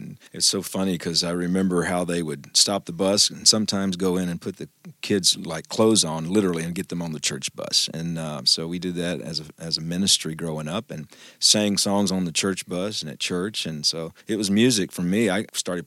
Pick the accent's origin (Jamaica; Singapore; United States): United States; Booneville, Mississippi; I grew up in North Mississippi, born and raised in the Boonville, Mississippi area